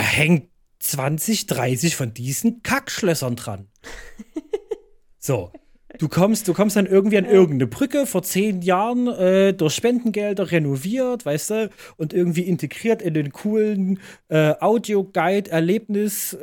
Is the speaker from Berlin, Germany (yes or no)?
no; Leipzig, Saxony, Germany; bei uns in Leipzig